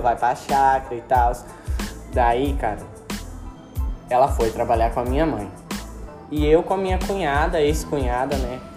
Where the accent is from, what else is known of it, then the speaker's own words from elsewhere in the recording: Brazil; eu sou brasileiro